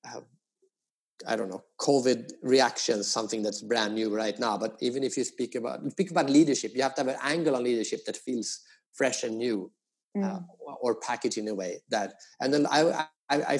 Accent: Sweden; also born or lived in United States; now in Asia; I am from Sweden. I used to live in the US, but now I've been living in Asia for 15 years

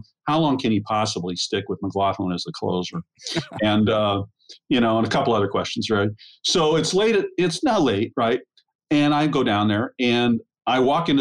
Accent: Celina, Ohio, United States; moved away; I grew up in Salina, Ohio, which is a real small town up on the Ohio, Indiana border by Fort Wayne.

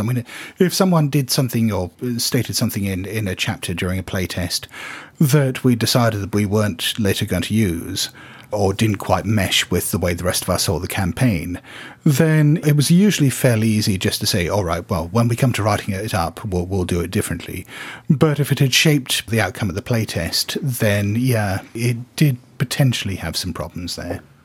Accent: Hong Kong; I come from Hong Kong

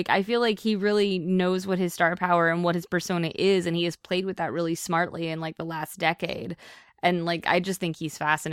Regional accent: near Pittsburgh, Pennsylvania, United States; I grew up near Pittsburgh

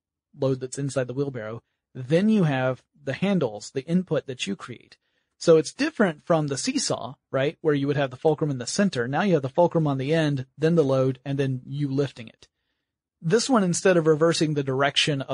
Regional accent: Georgia, United States; I'm from Georgia.

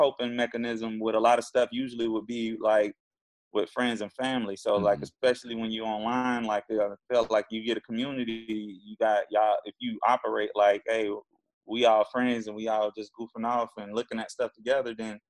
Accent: Jacksonville, Florida, United States; Jacksonville, Florida.

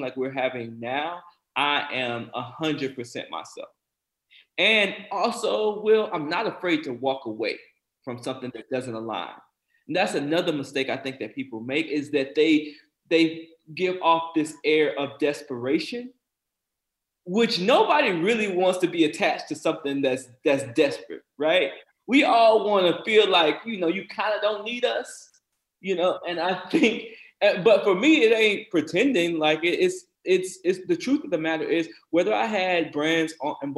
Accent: South Carolina, United States; born or raised there

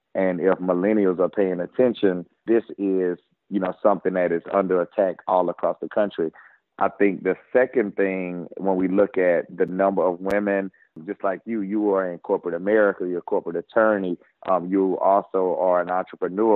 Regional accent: Baton Rouge, Louisiana, United States; born and raised in Baton Rouge

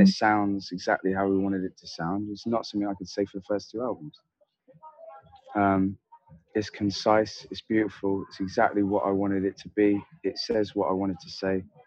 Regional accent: Devon, South West England, United Kingdom; I grew up in Devon, which is like a village

